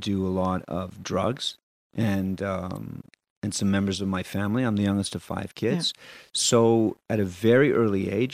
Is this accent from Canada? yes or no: yes; Montreal, Quebec, Canada; also born or lived in Barcelona; I'm also really proud of being a Quebecer. I'm really proud, you know, that I can speak French and that my wife's French Canadian and I was born here and in Montreal